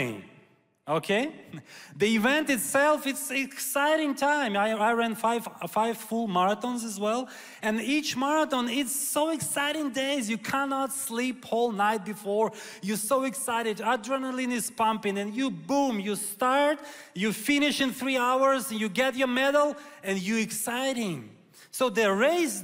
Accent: Kyiv, Ukraine; I'm Ukrainian Jew, so I was born in Ukraine in Kyiv.

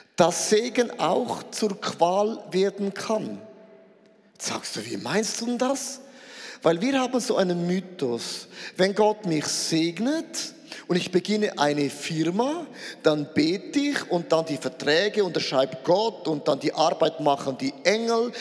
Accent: Switzerland; Ich bin ein Schweizer

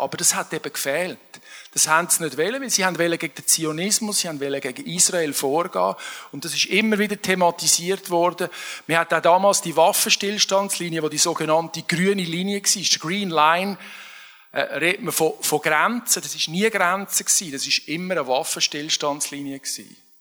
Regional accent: Switzerland; als Schweizer

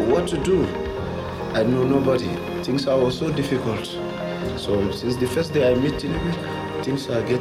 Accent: Netherlands; now in Germany; Ich bin Holländerin, wohne aber seit fast 33 Jahren in Deutschland

